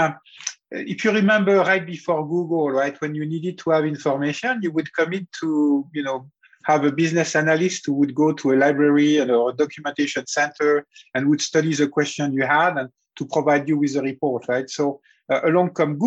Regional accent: Lorraine, Grand Est, France; moved away as an adult; now in United States; I grew up in the 70s in a region close to the German border called Lorraine

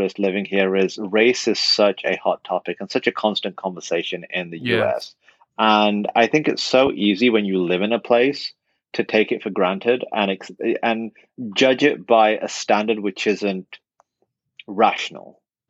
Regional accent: England, United Kingdom; moved away as an adult; now in United States; I grew up fairly radical Muslim. I grew up in England. My family came from Pakistan, very conventional immigrant story

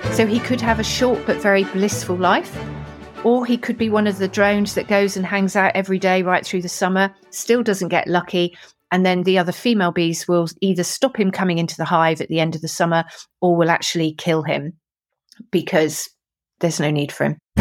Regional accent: Weymouth, South West England, United Kingdom; I was born in Weymouth, Dorset, so I'm a Dorset girl as a child

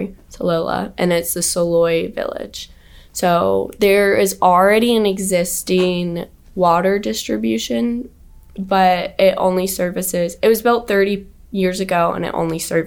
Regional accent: Greenville, South Carolina, United States; growing up in Greenville was actually such a great place for me because I also grew up 20 minutes from the BMW plant.

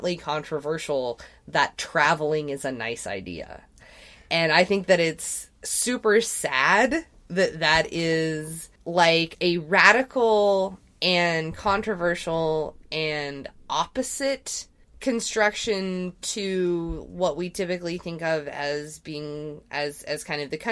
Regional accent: Texas, United States; when people found out I was from Texas and they called me … at the bar that I worked

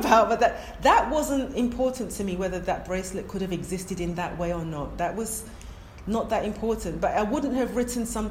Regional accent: London, United Kingdom; first language English; also born or lived in Ghana; I was born in London... I'm going to say I must have spoken English first, because we were three when we went to Ghana.

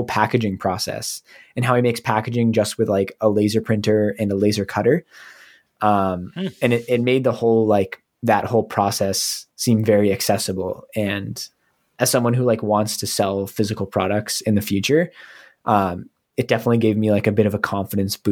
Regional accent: New England, United States; growing up in New England

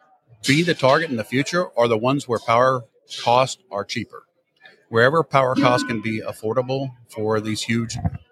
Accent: Louisiana, United States; now in Texas, United States; I'm actually from Louisiana.

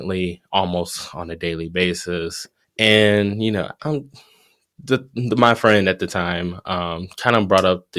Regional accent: Detroit, Michigan, United States; Detroit, which is where I'm from

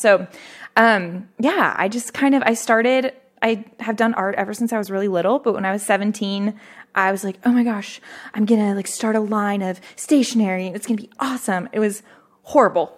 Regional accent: Fredericksburg, Texas, United States; Fredericksburg, which is my hometown

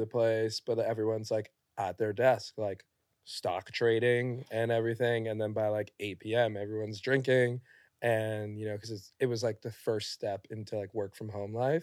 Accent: New York City, New York, United States; I'm from New York, born

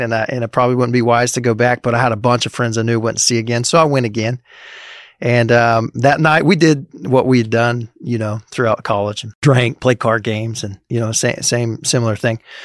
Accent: Springfield, Missouri, United States; now in Manhattan, Kansas, United States; I grew up in Springfield, Missouri area

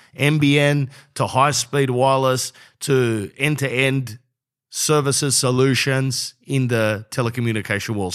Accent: Sydney, New South Wales, Australia; I'm from Sydney.

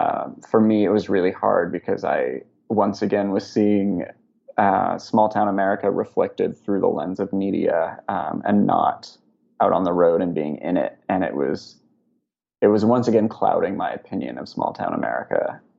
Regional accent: West Coast, United States; I grew up on the West Coast and have only ever really lived in big cities or suburbs.

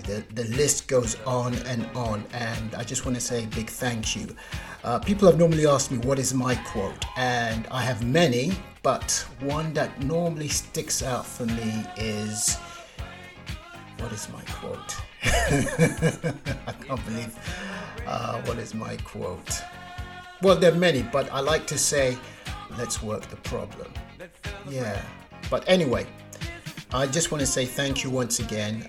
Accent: Nigeria; being Nigerian

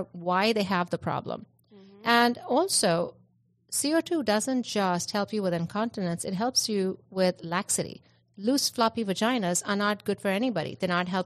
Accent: India; I'm Indian

